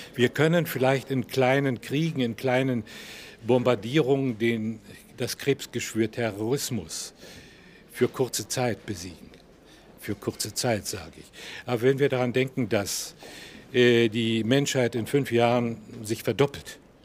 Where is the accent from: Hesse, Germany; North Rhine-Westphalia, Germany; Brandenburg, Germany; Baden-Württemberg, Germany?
Brandenburg, Germany; Prenzlau; born or raised there; moved away; also born or lived in Tilsit, East Prussia / Masuria / Berlin